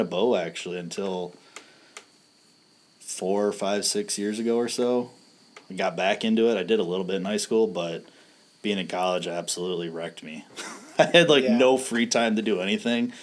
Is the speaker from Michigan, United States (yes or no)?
yes; Lansing, Michigan, United States; I'm like from the Lansing area